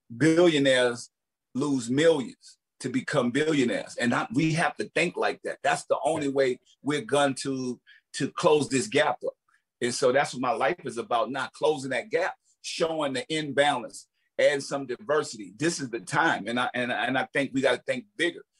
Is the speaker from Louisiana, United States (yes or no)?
yes; New Orleans, Louisiana, United States; Me growing up in New Orleans